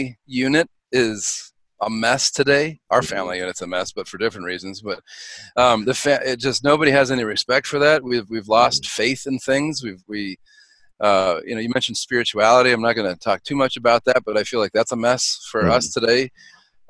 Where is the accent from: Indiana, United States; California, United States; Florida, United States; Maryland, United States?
Maryland, United States; We're from Maryland